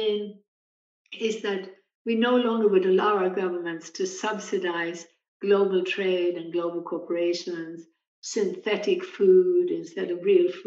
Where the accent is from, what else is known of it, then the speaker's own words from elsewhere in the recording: Sweden; moved away; my native country of Sweden